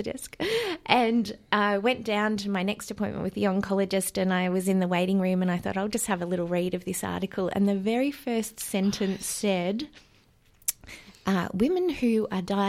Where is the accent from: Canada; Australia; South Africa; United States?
Australia; Warrnambool, Victoria; I'm from Victoria, down in Warrnambool